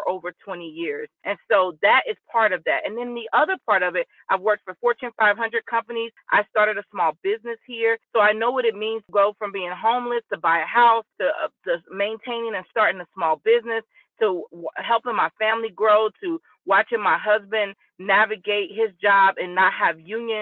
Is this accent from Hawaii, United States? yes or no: no; Cincinnati, Ohio, United States; now in Louisville, United States; I'm originally from Cincinnati